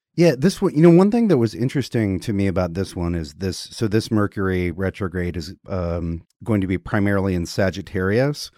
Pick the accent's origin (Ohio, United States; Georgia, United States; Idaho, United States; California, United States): Georgia, United States; the state of Georgia, where I was born